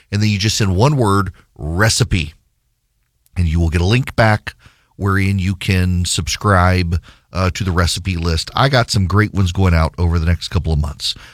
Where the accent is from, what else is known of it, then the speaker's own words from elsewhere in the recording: Dubai, United Arab Emirates; it was a way for me as a kid growing up in Dubai in the Middle East to connect to the United States, its politics.